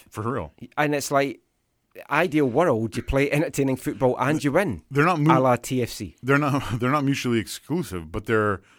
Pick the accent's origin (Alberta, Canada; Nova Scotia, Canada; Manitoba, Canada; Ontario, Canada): Ontario, Canada; Thunder Bay; I'm from Ontario.